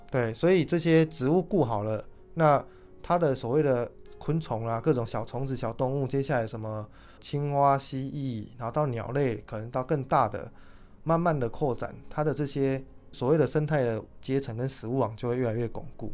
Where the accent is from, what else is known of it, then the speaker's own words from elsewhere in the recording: Kaohsiung, Taiwan; 我是高雄人